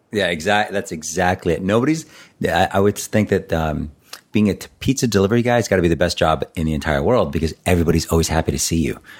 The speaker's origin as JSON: {"language": "English", "town": "Boston", "region": "Massachusetts", "country": "United States", "said": "I'm from Boston"}